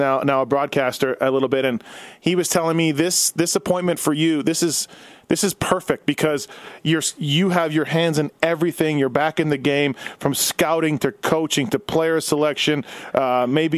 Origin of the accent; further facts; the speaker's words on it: Winnipeg, Manitoba, Canada; also born or lived in Southern California; now in Las Vegas, United States; born and raised in Winnipeg